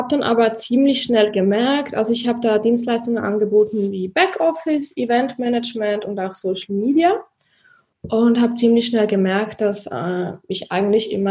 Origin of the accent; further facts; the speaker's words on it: Zurich, Switzerland; ich komme aus Zürich, aus der Schweiz. Vielleicht hört ihr das an meinem Dialekt ganz wenig.